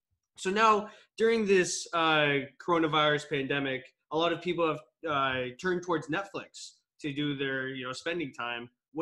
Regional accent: Toronto, Ontario, Canada; my hometown – Toronto Maple Leafs

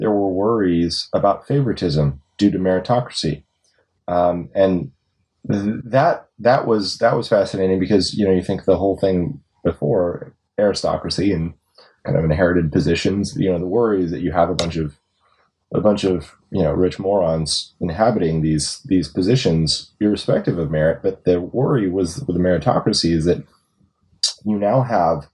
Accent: United States; I'm an American

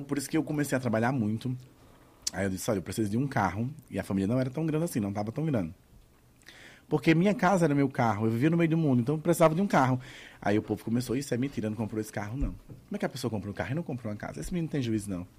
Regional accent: Cajazeiras, Paraíba, Brazil; moved away; also born or lived in João Pessoa / São Paulo; a de Cajazeiras, que é onde eu nasci

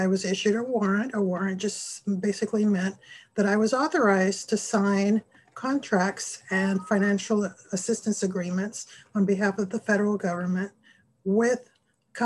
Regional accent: Panama; moved away; I grew up in Panama, which is located in Central America

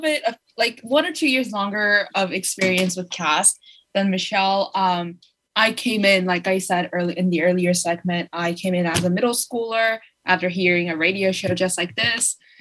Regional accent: Los Angeles, California, United States; I'm from Los Angeles, Koreatown

